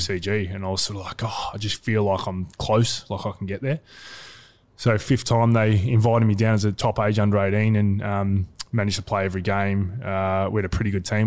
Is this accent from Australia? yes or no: yes; Geelong, Victoria, Australia; also born or lived in Wallington, Victoria; grew up in Geelong